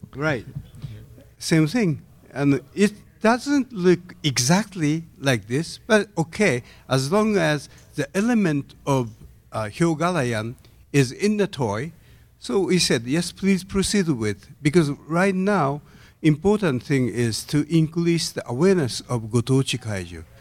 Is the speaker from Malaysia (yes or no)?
no; Tokyo, Japan; English is a second language; I'm from Tokyo side. I'm so familiar with natto since I'm a childhood